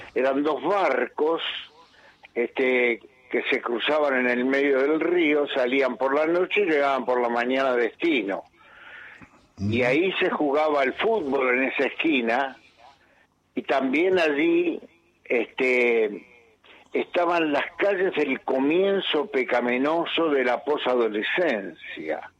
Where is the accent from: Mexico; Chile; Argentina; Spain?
Argentina; Buenos Aires; also born or lived in Montevideo, Uruguay; soy un porteño nacido en Montevideo